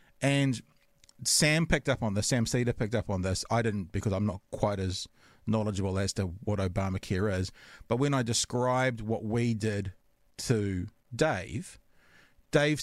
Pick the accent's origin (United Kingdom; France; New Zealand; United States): New Zealand; I'm from New Zealand